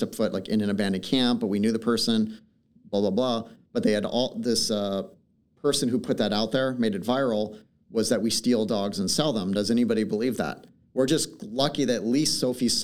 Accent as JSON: {"language": "English", "town": "Portland", "region": "Oregon", "country": "United States", "tie": "born or raised there", "said": "I've been born and raised in Portland."}